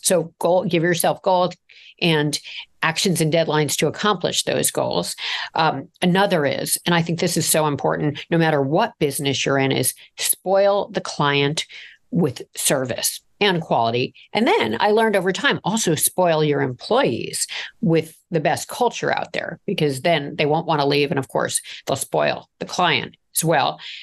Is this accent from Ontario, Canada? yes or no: yes; Toronto, Ontario, Canada; I grew up in Toronto